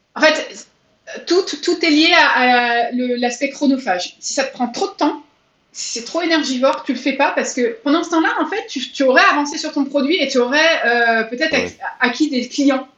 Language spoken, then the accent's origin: French; France; je suis française